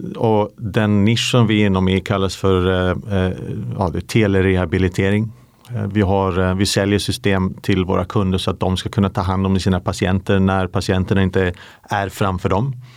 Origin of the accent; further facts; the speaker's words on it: Umeå, Västerbotten County, Sweden; moved away as an adult; now in London, United Kingdom; jag är ju svensk. Jag är, eh, min familj bor i Umeå. Där växte jag upp